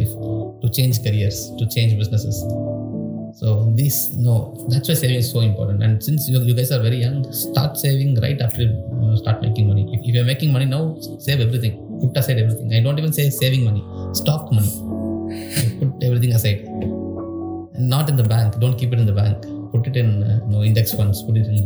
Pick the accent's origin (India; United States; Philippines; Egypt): India; Tamil Nadu; accent: Tamil; English is a second language; I did not speak English when I went into college. Now I speak okay English, because actually my English also looks like Tamil